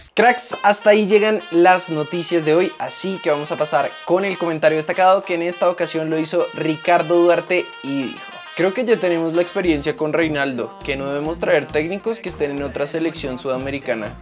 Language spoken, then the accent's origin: Spanish; Colombia; como colombianos